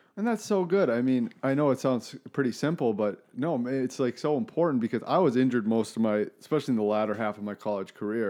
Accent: Minnetonka, Minnesota, United States; moved away; also born or lived in Maine; growing up in Minnetonka

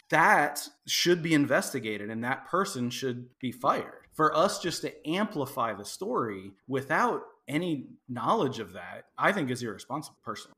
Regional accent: Midwest, United States; now in Texas, United States; I grew up in the Midwest.

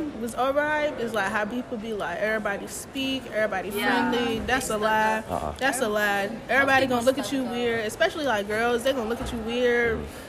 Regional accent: New Jersey, United States; Health service management, and I am from New Jersey.

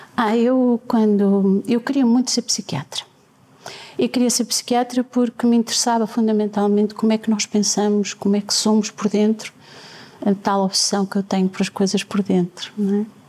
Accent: Penafiel, Porto District, Portugal; born or raised there

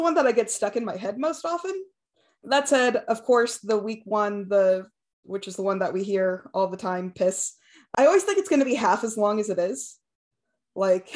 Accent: United States; I'm an American

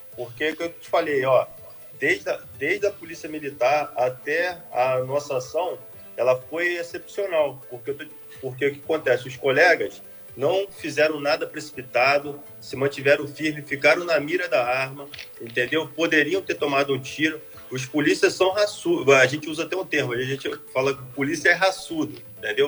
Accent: Angra dos Reis, Rio de Janeiro, Brazil; sou morador da cidade, sou prata da cidade, nascido e criado em Angra do Reis

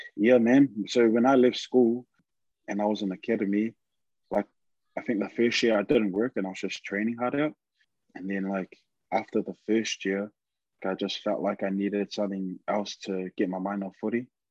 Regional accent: Auckland, New Zealand; moved away; also born or lived in Manawatu; I'm actually from Auckland West, and I grew up out at uh, West Auckland

